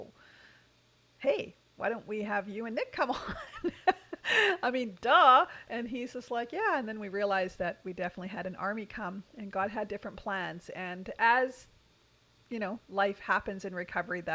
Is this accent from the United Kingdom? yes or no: no; Canada; We're Canadian